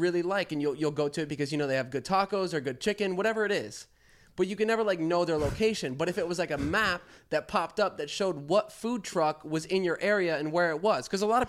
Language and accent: English; Florida, United States; we're from Florida